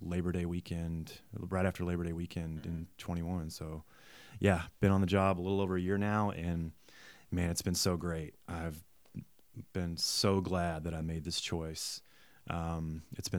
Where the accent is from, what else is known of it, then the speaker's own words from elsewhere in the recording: Dallas-Fort Worth area, Texas, United States; now in Abilene, United States; I grew up in the Dallas-Fort Worth area